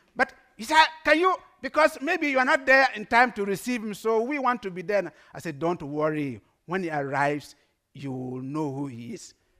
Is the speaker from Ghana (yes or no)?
yes; Ghana; English is a second language; now in Netherlands; I'm a proud Ghanaian. Everywhere I go, I dress like a Ghanaian